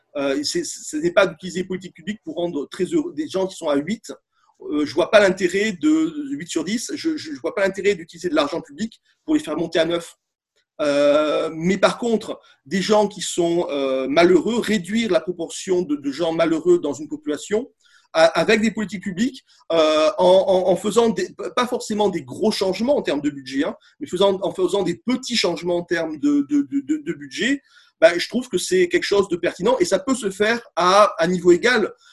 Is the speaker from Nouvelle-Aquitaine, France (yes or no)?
yes; Bordeaux, Nouvelle-Aquitaine, France; je suis de Bordeaux